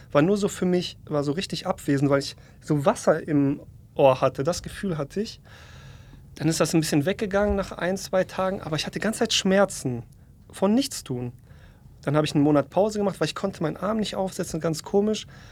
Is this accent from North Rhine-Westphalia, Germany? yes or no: yes; North Rhine-Westphalia, Germany; also born or lived in Poland; bin in NRW groß geworden